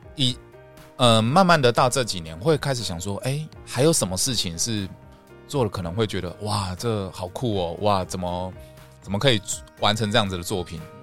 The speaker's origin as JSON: {"language": "Chinese", "country": "Taiwan", "said": "我们台湾人"}